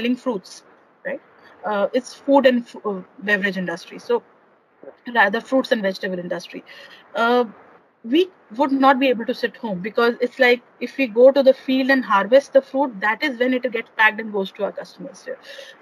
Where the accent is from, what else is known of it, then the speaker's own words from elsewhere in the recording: Chandigarh, India; I'm basically from Chandigarh.